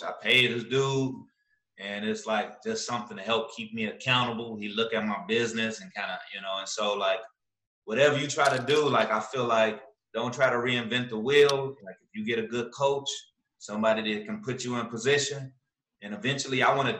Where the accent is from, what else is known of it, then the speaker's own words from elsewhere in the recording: Chicago, Illinois, United States; moved away; When I first moved here, when people found out I was from Chicago